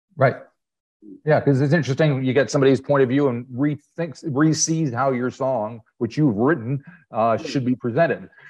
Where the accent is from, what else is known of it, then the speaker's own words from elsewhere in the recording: United States; accent: American; I'm American because of my accent